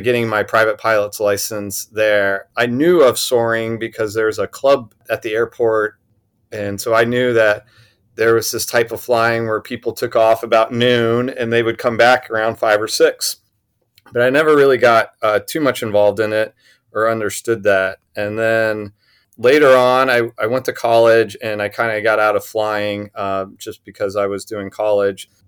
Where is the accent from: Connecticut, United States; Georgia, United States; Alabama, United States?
Alabama, United States; Huntsville; I grew up in Huntsville, Alabama